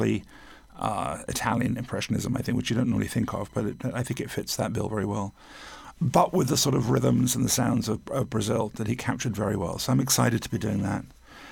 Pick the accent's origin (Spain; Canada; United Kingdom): United Kingdom; England; now in United States; I'm from England